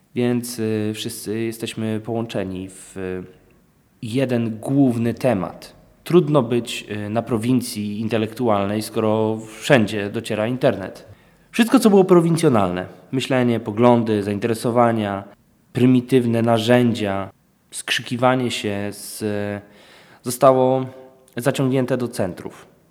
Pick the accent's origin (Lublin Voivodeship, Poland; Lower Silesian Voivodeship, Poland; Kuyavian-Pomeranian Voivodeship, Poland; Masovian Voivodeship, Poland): Lower Silesian Voivodeship, Poland; Wałbrzych; jestem z Wałbrzycha